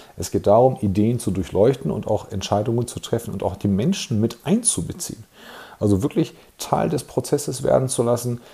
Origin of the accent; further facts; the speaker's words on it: Germany; bei uns in Deutschland